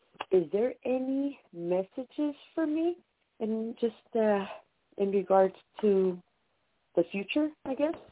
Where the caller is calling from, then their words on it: San Diego, California, United States; I'm calling from San Diego.